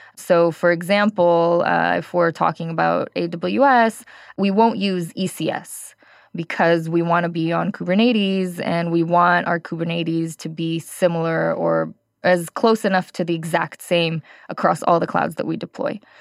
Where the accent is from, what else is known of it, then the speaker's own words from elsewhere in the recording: California, United States; moved away as an adult; now in Israel; I am actually originally from California, worked in the Bay Area, was a developer there and then a team lead